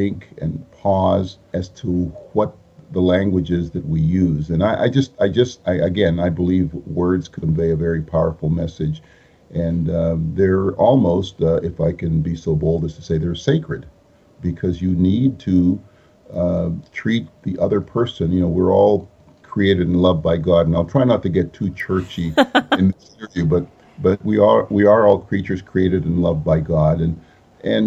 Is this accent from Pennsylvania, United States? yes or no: yes; Pittsburgh, Pennsylvania, United States; first language Spanish; English is a second language; moved away as an adult; also born or lived in Puerto Rico; now in Ohio, United States; I'm originally from Puerto Rico. My family came to the mainland United States when I was 7 years old. We settled in the Pittsburgh area of Pennsylvania.